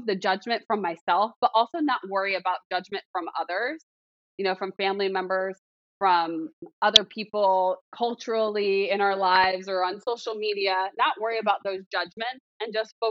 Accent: Philadelphia, Pennsylvania, United States; moved away as an adult; now in South Carolina, United States; Pennsylvania, Philadelphia, like where I'm from

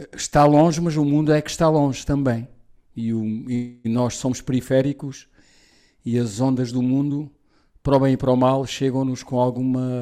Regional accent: Portugal; Sou português, mas sou ibérico na cultura

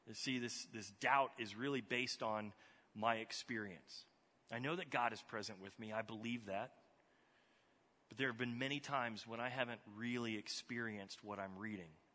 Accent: Texas, United States; moved away; I grew up in Texas

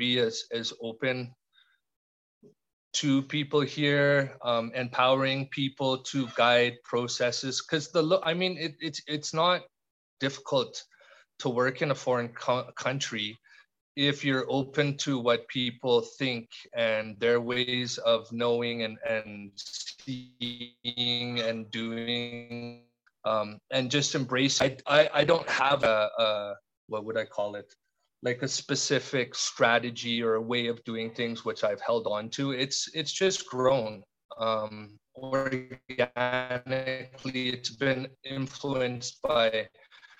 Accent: Canada; moved away as an adult; now in Nepal; I came from Canada, and even after 19 years I still have a funny accent when I speak Nepali

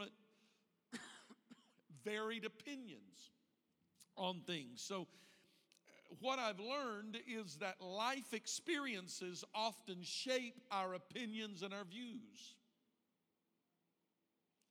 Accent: Deep South, United States; now in Indiana, United States; I was raised in the Deep South

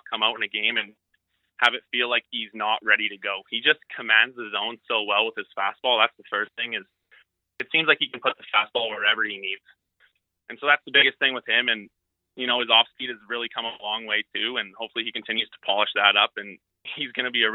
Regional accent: Lethbridge, Alberta, Canada; Growing up in Lethbridge, I kind of idolized the Bulls growing up

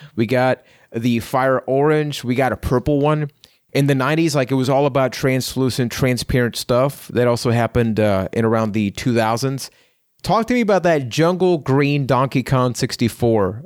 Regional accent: Puerto Rico; I'm from Puerto Rico

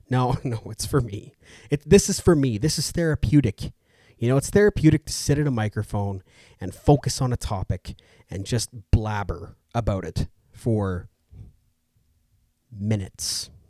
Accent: Edmonton, Alberta, Canada; I'm from Edmonton, Alberta.

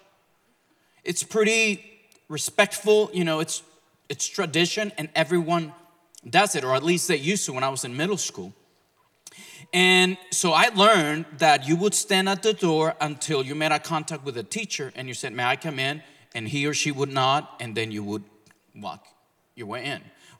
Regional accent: Mexico; now in Oklahoma, United States; I was born and raised in Mexico

